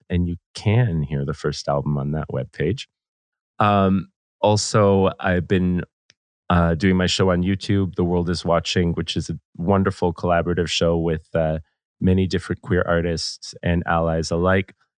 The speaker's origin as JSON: {"language": "English", "town": "Vancouver", "region": "British Columbia", "country": "Canada", "tie": "born or raised there", "said": "Growing up in Vancouver, we're very, very close to Seattle and Portland"}